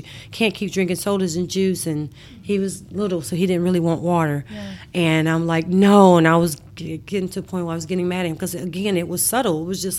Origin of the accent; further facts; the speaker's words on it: Mississippi, United States; Yeah, I'm from Mississippi. I grew up in Mississippi. I have three sisters. And we moved to Mississippi when I was high school age.